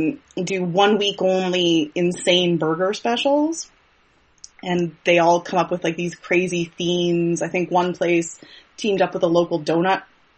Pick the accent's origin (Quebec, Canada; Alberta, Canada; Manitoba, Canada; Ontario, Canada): Manitoba, Canada; Winnipeg; I am born and raised and still live in Winnipeg, Manitoba.